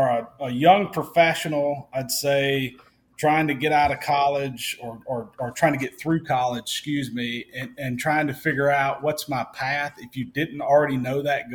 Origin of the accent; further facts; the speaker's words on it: Vicksburg, Mississippi, United States; also born or lived in Memphis, Tennessee; Vicksburg, Mississippi, which is my hometown